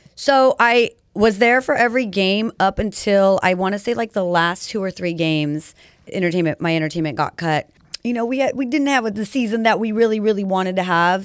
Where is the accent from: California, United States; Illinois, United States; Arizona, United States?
California, United States; Rancho Cucamonga; also born or lived in San Bernardino; now in Pomona, United States; I was born in San Bernardino, county baby right here. And then I was raised mostly in, like, Rancho Cucamonga